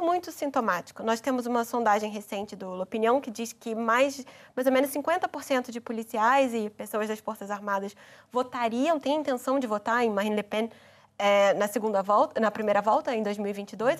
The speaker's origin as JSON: {"language": "Portuguese", "country": "Brazil", "said": "como brasileira"}